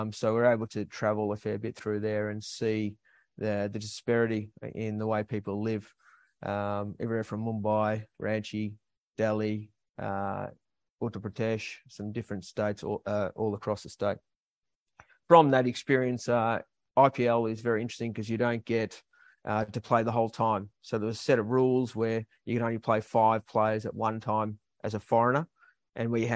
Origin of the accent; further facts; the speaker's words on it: Melbourne, Victoria, Australia; I'm originally from Melbourne